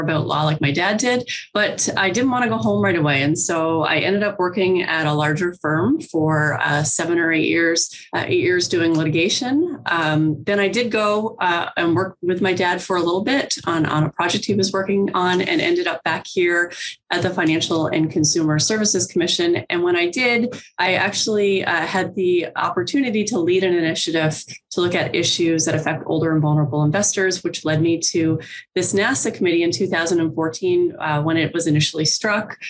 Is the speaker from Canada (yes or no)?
yes; Newfoundland and Labrador, Canada; moved away as an adult; now in New Brunswick, Canada; I'm from Newfoundland originally.